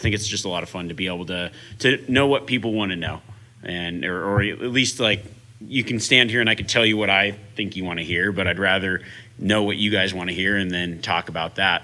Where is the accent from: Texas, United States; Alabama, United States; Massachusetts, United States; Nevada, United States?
Nevada, United States; Reno; I actually grew up here outside of Reno, Nevada. This is kind of my hometown